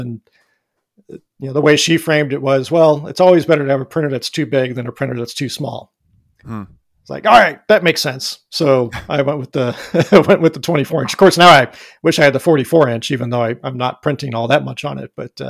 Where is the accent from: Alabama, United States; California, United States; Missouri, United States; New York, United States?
Missouri, United States; I'm from Missouri. I can't do dry.